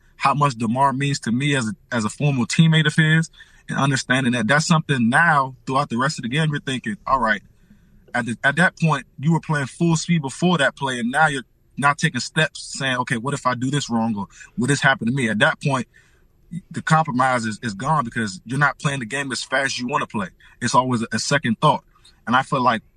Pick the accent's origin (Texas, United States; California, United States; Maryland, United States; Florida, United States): Maryland, United States; moved away as an adult; also born or lived in Pittsburgh; I'm from Maryland